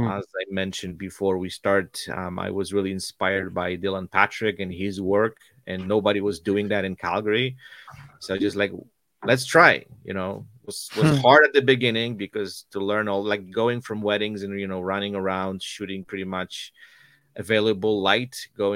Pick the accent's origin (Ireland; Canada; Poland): Poland; moved away as an adult; I was born and raised in Poland